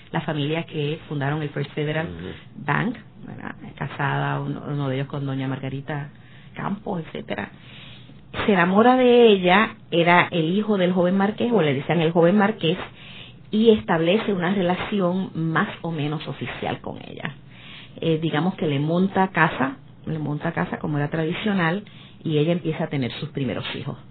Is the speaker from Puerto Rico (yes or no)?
yes; Puerto Rico; yo soy puertorriqueña